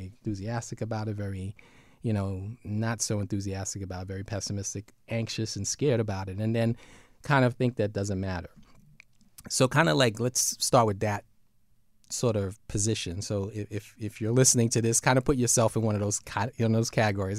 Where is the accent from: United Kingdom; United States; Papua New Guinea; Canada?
United States; New York City, New York; We're from Brooklyn